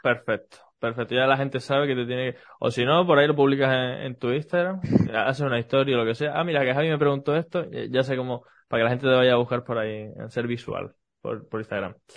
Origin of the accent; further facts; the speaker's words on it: Canary Islands, Spain; accent: Canarian; hablo soy, canario